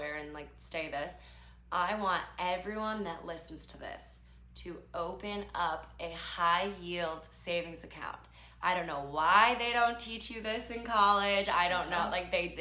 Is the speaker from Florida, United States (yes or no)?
no; Chicago, Illinois, United States; I grew up very differently than I live now. So I'm from Chicago.